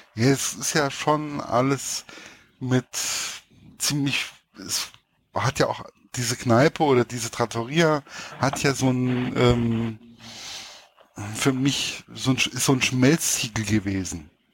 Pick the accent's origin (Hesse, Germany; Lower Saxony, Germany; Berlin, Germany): Hesse, Germany; als Hesse